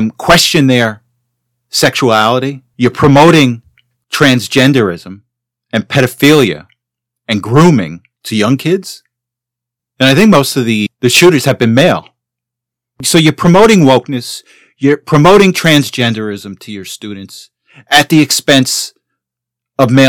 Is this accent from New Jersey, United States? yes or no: yes; Teaneck, New Jersey, United States; I grew up in Teaneck